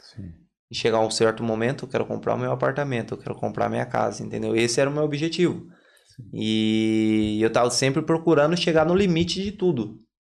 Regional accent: Limeira, São Paulo, Brazil; moved away as an adult; now in Ireland; Sou de Limeira, interior de São Paulo

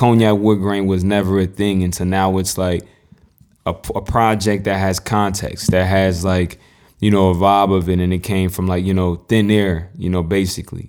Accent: North Carolina, United States; I'm from North Carolina

